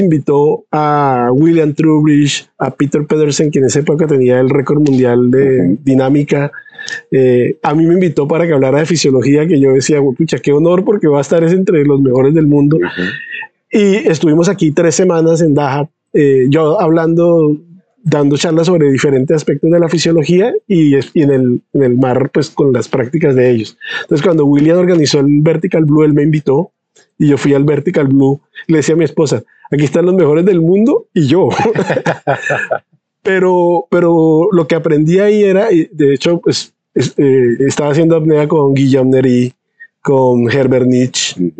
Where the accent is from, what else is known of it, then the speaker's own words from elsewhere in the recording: San Andrés, San Andrés, Providencia and Santa Catalina, Colombia; also born or lived in Bogotá, Colombia; now in Sweden; yo nací en Bogotá, pero desde que tengo un año de edad crecí en San Andrés. Entonces, de hecho, yo me siento sanandresano.